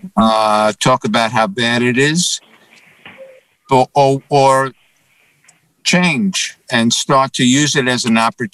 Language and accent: English; New York City, New York, United States; now in Scottsdale, United States; Born and raised originally from the Bronx and then Manhattan